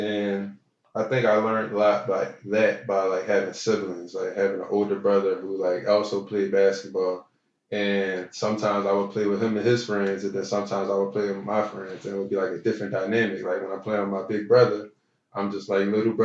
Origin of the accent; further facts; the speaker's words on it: Philadelphia, Pennsylvania, United States; I grew up in South Philly